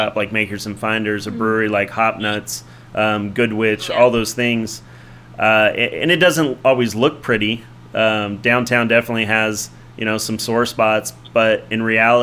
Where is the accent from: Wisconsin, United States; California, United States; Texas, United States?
California, United States; moved away as an adult; also born or lived in San Luis Obispo, California / Oakland, California / Fresno, California; now in Las Vegas, United States; Originally, I'm from California. I call my hometown San Luis Obispo, California